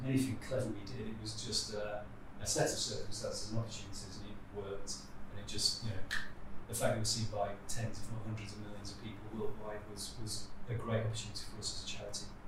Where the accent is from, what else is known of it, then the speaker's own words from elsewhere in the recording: Sheffield, Yorkshire and the Humber, United Kingdom; moved away as an adult; also born or lived in Leicester / Southampton / Livingston; I grew up in Sheffield